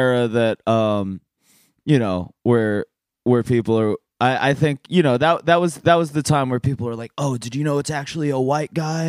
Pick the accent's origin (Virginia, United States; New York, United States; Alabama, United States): Virginia, United States; Northern; Yeah, I'm from Nova. We're both from Nova.